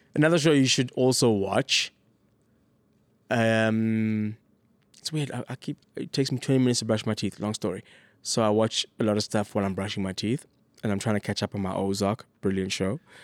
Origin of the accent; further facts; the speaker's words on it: South Africa; As a South African